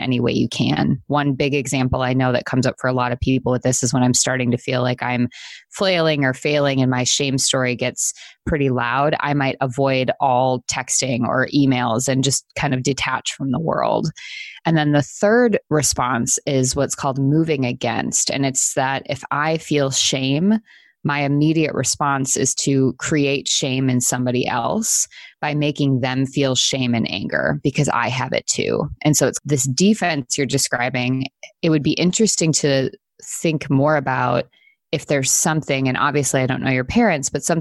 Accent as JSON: {"language": "English", "region": "Wisconsin", "country": "United States", "tie": "born or raised there", "said": "I grew up in the Midwest in Wisconsin, and there's snow all the time during the winter."}